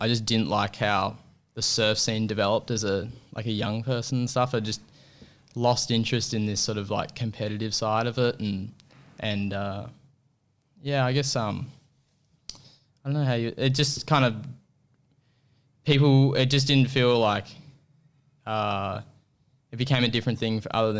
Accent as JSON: {"language": "English", "town": "Apollo Bay", "region": "Victoria", "country": "Australia", "tie": "born or raised there", "said": "And I grew up surfing in Apollo Bay, which is it's a whole different sort of environment."}